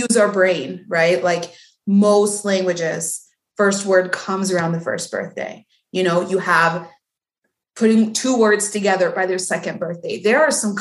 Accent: Mexico; born or raised there; English is a second language; also born or lived in Texas / Florida; now in United States

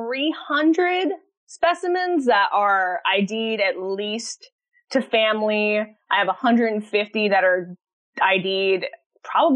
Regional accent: Central Florida, United States; growing up in Central Florida

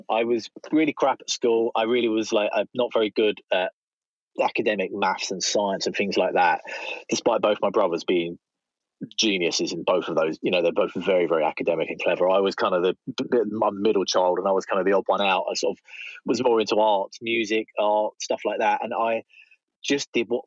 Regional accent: Southend-on-Sea, East of England, United Kingdom; moved away as an adult; also born or lived in London; I went to uni in Essex. That's where I'm from Southend

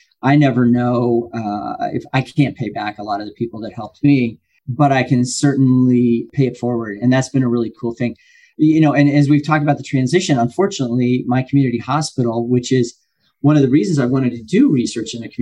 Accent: Lima, Ohio, United States; growing up, I was born in Lima, Ohio. We didn't have a lot of money.

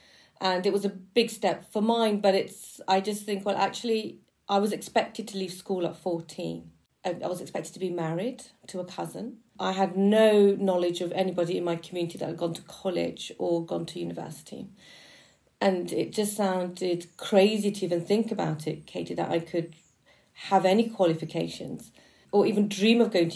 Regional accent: Birmingham, West Midlands, United Kingdom; we were a migrant working class family growing up in Birmingham

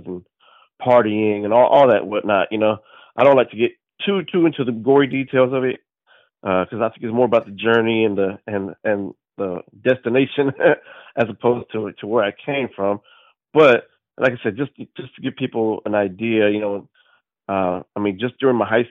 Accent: Fort Worth, Texas, United States; I'm from Fort Worth, Texas.

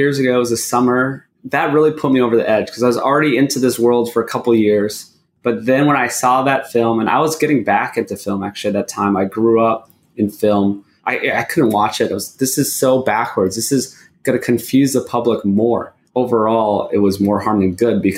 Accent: Hawaii, United States; moved away; also born or lived in Los Angeles, California; I grew up in Hawaii

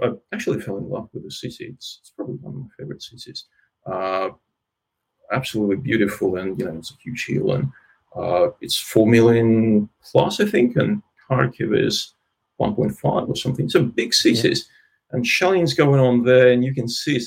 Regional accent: Russia; also born or lived in Ukraine; now in Australia; I was born in Russia, but uh, pretty close to the border of Ukraine

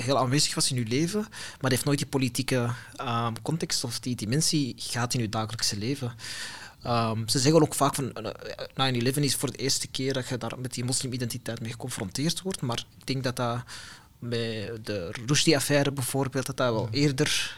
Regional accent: Antwerp, Flanders, Belgium; ik ben een Belg, ik ben een mhm. Vlaming, ik ben een Antwerpenaar.

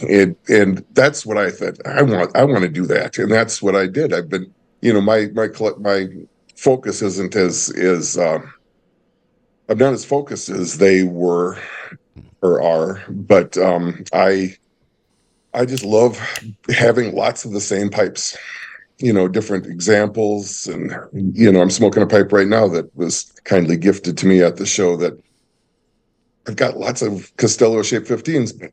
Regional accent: Minnesota, United States; moved away; also born or lived in Wisconsin; I grew up, uh, split between, uh, Minnesota and later Wisconsin

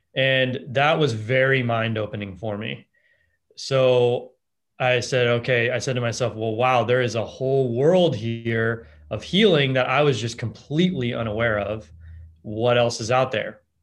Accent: Los Angeles, California, United States; I grew up in Los Angeles

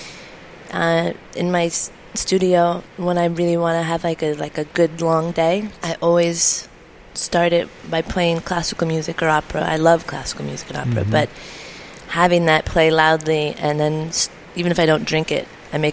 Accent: California, United States; It was my first winter away from home, being a Californian

